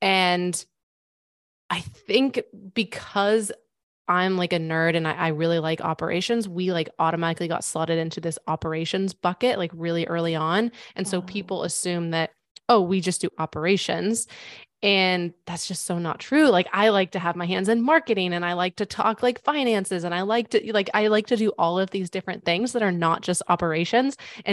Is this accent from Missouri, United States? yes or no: yes; Missouri, United States; I live in Missouri now. So I'm from Missouri.